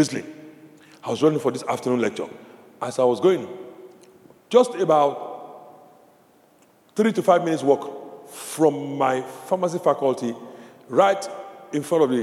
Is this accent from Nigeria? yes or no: yes; Nigeria; moved away; I grew up in Nigeria, in this country